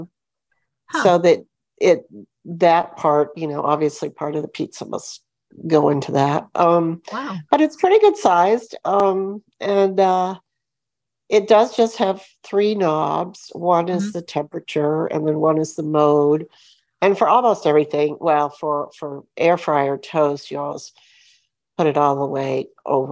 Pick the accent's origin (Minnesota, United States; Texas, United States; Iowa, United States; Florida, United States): Florida, United States; also born or lived in Michigan; I'm from Florida, but right for the summer, I'm in Michigan